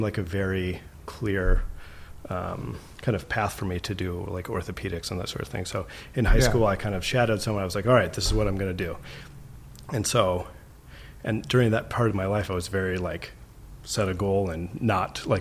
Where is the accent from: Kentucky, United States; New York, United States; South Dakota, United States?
South Dakota, United States; Sioux Falls; moved away as an adult; also born or lived in Minnesota; now in Oakland, United States; I grew up in Sioux Falls, South Dakota. I'm like a very proud South Dakotan.